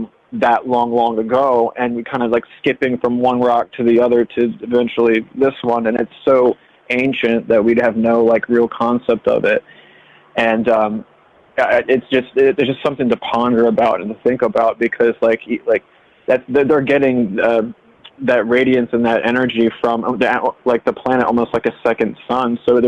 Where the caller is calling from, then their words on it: Delaware, United States; I'm calling from Delaware.